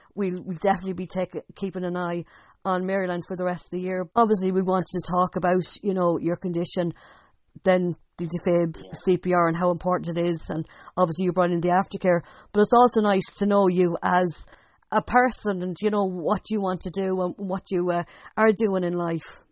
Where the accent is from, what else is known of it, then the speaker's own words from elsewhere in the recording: Longford, Leinster, Ireland; I'm the one from Longford